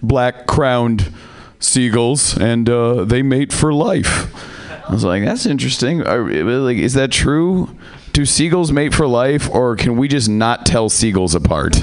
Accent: Seattle, Washington, United States; I am from Seattle

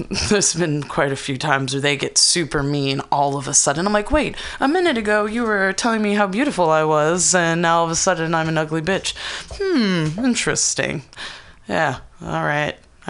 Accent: East Palo Alto, California, United States; I grew up in East Palo Alto, which is like predominantly Black people.

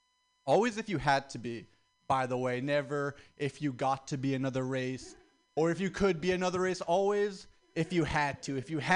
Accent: the South, United States; Like, my family's black. We're from the South.

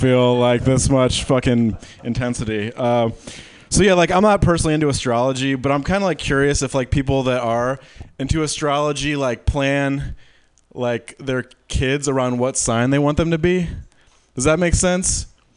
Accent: Midwest, United States; moved away as an adult; now in San Francisco, United States; I'm a Midwesterner, Midwest through and through

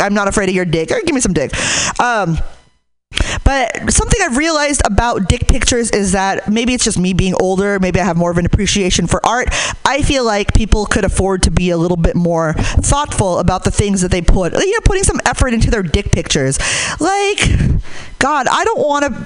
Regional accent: Hayward, California, United States; I'm from Hayward

